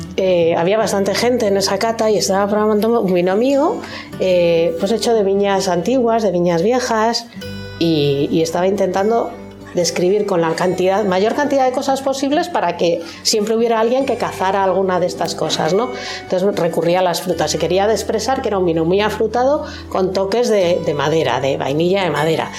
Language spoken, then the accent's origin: Spanish; Madrid, Community of Madrid, Spain; moved away as an adult; now in Navarre, Spain; Yo soy de Madrid, me vine a vivir a Navarra